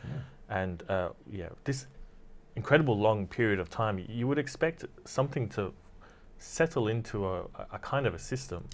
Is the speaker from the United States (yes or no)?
no; Australia; I'm from Australia